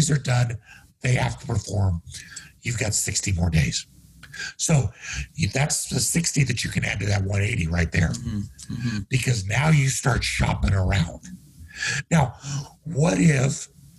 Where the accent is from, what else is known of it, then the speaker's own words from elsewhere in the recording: Kansas, United States; moved away; also born or lived in Denver; I grew up in Kansas where there ain't a lot of ocean.